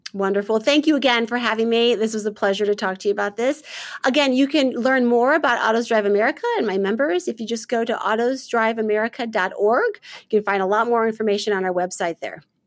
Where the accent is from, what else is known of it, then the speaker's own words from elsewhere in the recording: St. Louis, Missouri, United States; moved away as an adult; also born or lived in Michigan; now in Washington, D.C., United States; born and raised in St. Louis, Missouri.